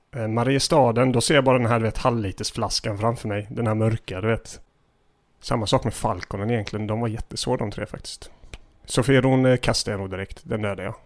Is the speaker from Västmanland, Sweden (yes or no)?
no; Gislaved, Jönköping County, Sweden; När jag växte upp i Gissle